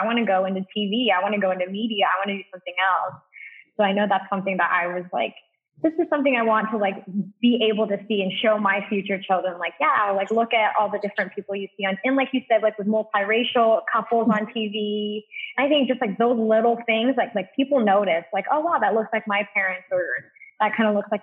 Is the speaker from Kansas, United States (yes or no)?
yes; Western Kansas, United States; growing up as a Filipino American in like Western Kansas